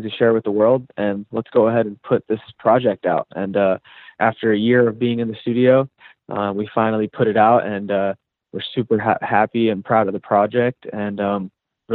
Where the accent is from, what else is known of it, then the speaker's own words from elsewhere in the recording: the South, United States; I am from the South originally, so I do like some, you know, new age hip hop